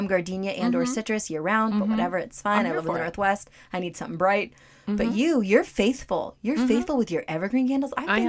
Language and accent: English; India; as an Indian